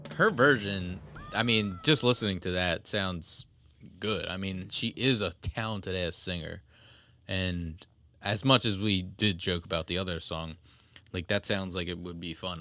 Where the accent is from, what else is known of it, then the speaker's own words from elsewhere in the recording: Pennsylvania, United States; we're from Pennsylvania